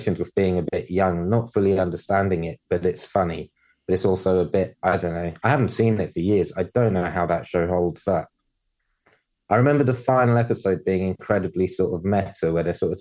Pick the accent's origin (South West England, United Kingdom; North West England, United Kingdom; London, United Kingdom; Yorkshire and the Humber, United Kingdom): London, United Kingdom; growing up in London